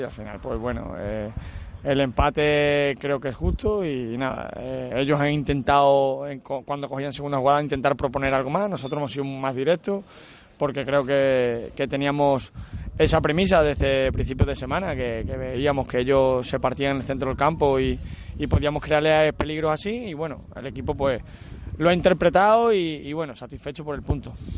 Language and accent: Spanish; Extremadura, Spain; soy extremeño